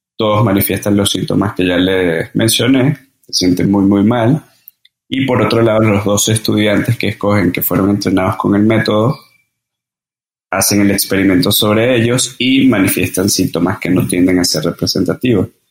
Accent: Caracas, Capital District, Venezuela; moved away as an adult; also born or lived in Margarita Island, Venezuela / Mérida, Venezuela / Colombia; now in Mexico; Y nací en Venezuela, nací en Caracas

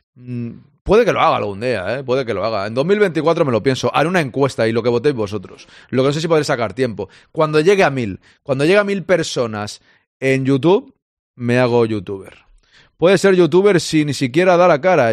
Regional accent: Catalonia, Spain; yo soy catalán

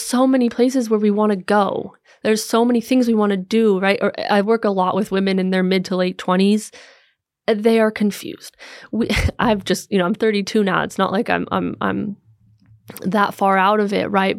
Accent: United States; moved away as an adult; also born or lived in Los Angeles; now in Copenhagen, Denmark; I'm an American living here in, in Copenhagen now since 2018

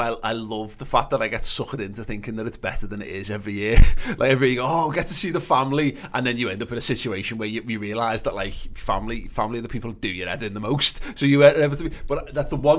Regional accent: Liverpool, North West England, United Kingdom; I'm obviously a Scouser

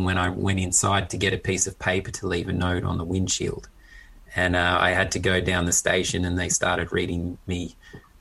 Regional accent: Australia; having grown up in Australia and sort of at school being teased for being a Pom, even though I'd grown up in Australia

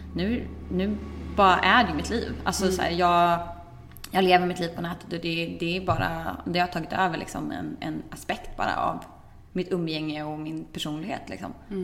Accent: Växjö, Kronoberg County, Sweden; jag satt hemma i Växjö och knappade på vår familjens PC

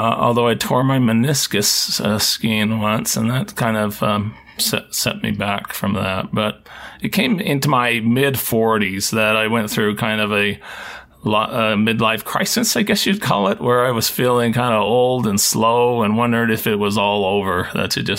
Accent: Seattle, Washington, United States; I grew up in the Seattle area

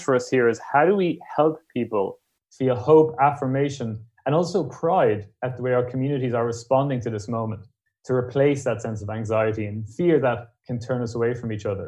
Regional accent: Ireland; being Irish

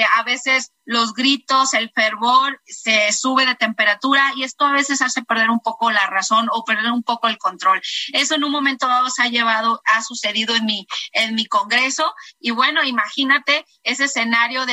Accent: Tepic, Nayarit, Mexico; yo soy Nayarita, soy de Tepic y soy de Raíz Cora.

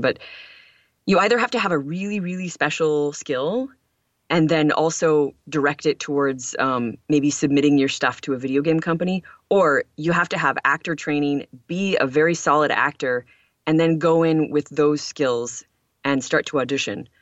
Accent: Lawrence, Michigan, United States; I grew up in the United States in a rural town in Upper Michigan called Lawrence

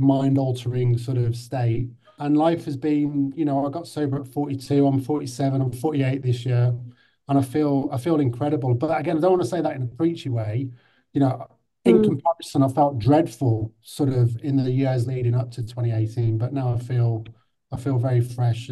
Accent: Birmingham, West Midlands, United Kingdom; moved away; also born or lived in London; I was brought up in Birmingham in the 80s.

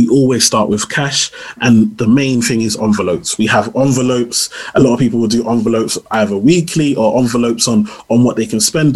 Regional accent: Nigeria; I'm Nigerian

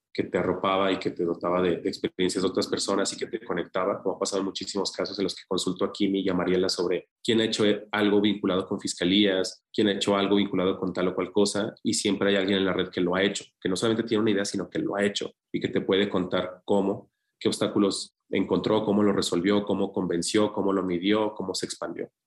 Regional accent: Zacatecas, Mexico; mi hermano y yo somos los únicos que nacimos en Zacatecas

